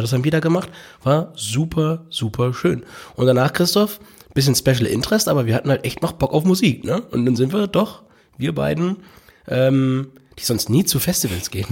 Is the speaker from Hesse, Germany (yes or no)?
no; Hamburg, Germany; Ich als Hamburger